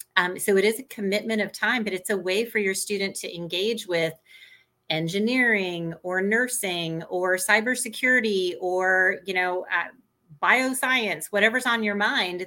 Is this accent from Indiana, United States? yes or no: yes; Indianapolis, Indiana, United States; I grew up in Indianapolis